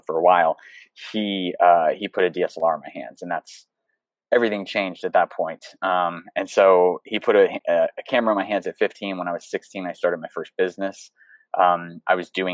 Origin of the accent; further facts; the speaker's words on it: the panhandle of Florida, United States; also born or lived in Seattle, Washington; I grew up in the panhandle of Florida